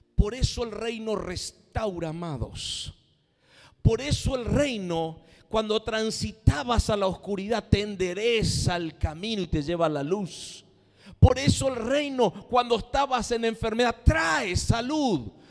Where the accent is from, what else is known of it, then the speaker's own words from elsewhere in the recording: Argentina; Somos argentinos